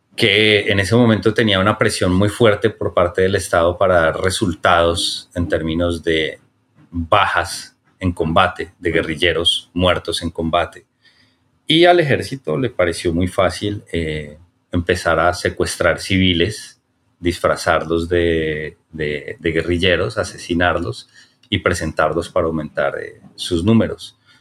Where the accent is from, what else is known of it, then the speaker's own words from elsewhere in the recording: Bogotá, Colombia; quienes nacimos y crecimos en, en Bogotá